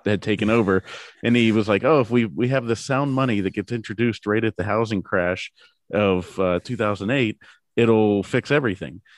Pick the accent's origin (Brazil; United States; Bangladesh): United States; Pittsburgh, Pennsylvania; I'm from Pittsburgh, so we're, you know, Pirates, Penguins, Steelers fans